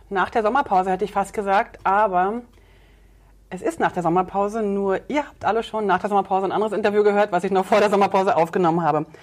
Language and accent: German; East Germany, Germany; weil ich bin ja noch in einem Kulturkreis groß geworden in der DDR.